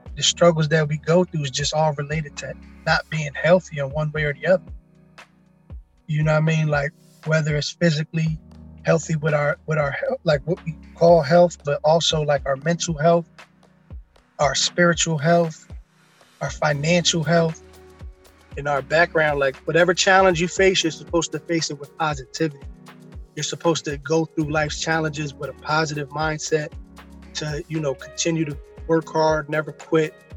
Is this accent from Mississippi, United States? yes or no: no; Camden County, New Jersey, United States; moved away as an adult; also born or lived in Hartford, Connecticut; now in Jersey City, United States; I've been basically around the whole Camden County area from a young boy from when I was growing up. Uh, I was born in Hartford, Connecticut. We moved to Jersey when I was like three.